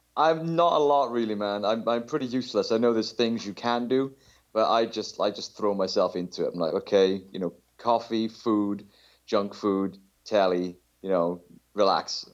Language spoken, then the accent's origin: English; South Wales, United Kingdom; I'm from South Wales in the U K